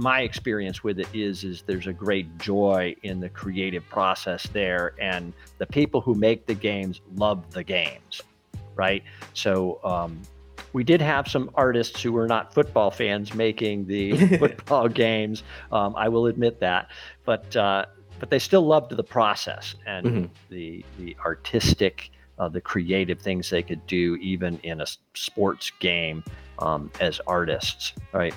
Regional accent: Massachusetts, United States; now in Florida, United States; I'm from Massachusetts

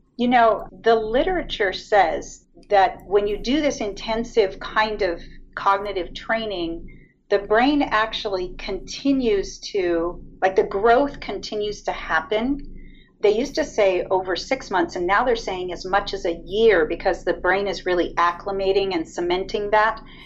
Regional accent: Ventura, California, United States; I grew up in Ventura

